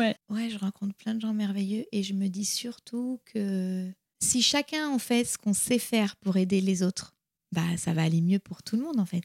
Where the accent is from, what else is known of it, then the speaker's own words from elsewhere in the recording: France; also born or lived in United States / India; Je suis française, mais mon père est italien